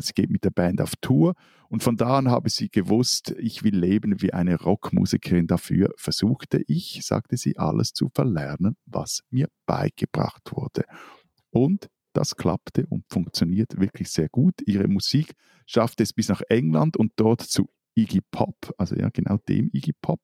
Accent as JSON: {"language": "German", "country": "Switzerland", "said": "bei uns in der Schweiz"}